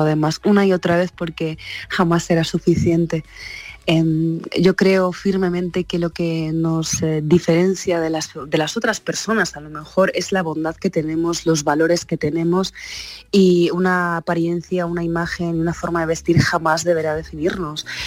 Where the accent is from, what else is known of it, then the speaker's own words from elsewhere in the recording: Morocco; now in Spain; ha nacido en Marruecos eh, como yo